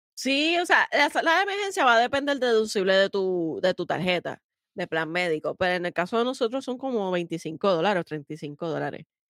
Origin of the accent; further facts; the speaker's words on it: Puerto Rico; nosotros en Puerto Rico